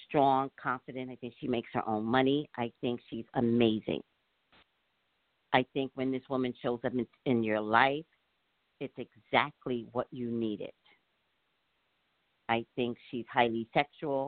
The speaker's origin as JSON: {"language": "English", "region": "New York", "country": "United States", "said": "I'm from New York"}